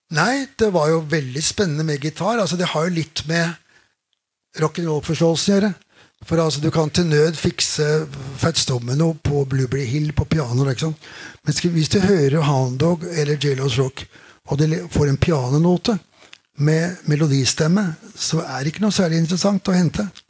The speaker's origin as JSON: {"language": "Norwegian", "region": "Oslo", "country": "Norway", "tie": "born or raised there", "said": "vokste opp på Keiserløkka, der jeg vokste opp"}